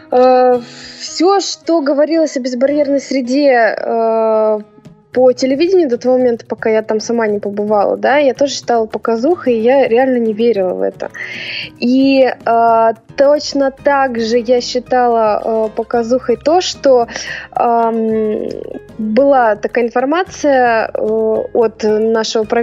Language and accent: Russian; Arkhangelsk, Arkhangelsk Oblast, Russia; сама я родом из Архангельска, вот, и там уже большая команда собралась